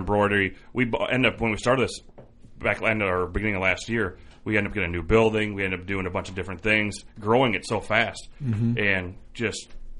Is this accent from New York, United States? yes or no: no; Iowa, United States; I'm from Iowa